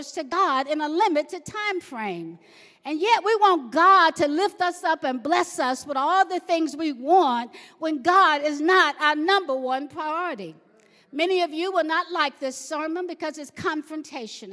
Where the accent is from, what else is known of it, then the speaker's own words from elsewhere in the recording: the South, United States; I grew up in the South in a family of 14